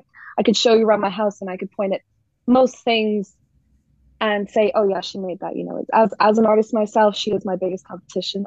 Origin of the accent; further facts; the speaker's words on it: Northern Ireland, United Kingdom; also born or lived in Dublin, Ireland; I'm from Northern Ireland. That's where I grew up.